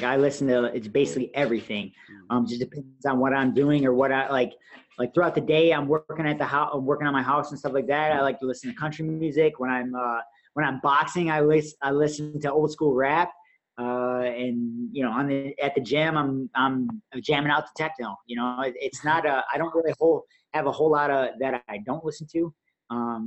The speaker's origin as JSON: {"language": "English", "region": "Michigan", "country": "United States", "said": "I'm from Michigan"}